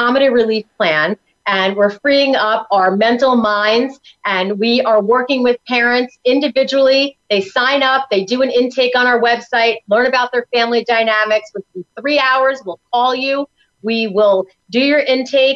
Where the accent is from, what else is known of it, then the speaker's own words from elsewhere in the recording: New York, United States; now in Tampa, United States; I'm from New York